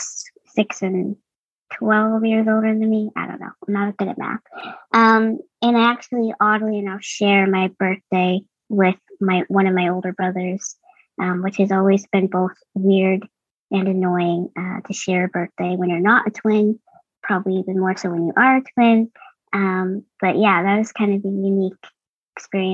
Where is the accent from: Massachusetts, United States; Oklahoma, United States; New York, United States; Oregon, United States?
Massachusetts, United States; Boston; I'm from Boston, Massachusetts. I was born and raised here